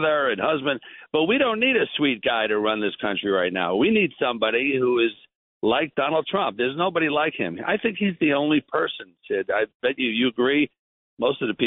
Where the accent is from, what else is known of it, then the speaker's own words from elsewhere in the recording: New York, United States; I'm from New York. I'm a New York boy, you know, homegrown.